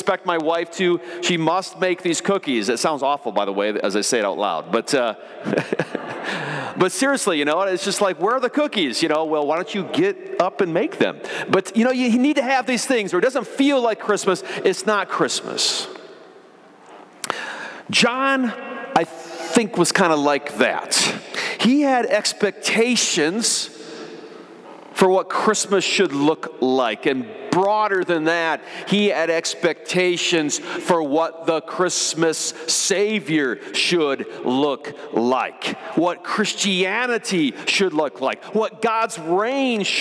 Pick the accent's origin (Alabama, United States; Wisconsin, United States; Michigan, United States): Michigan, United States; I remember the first year growing up in Michigan, we've regularly had snow, but not always.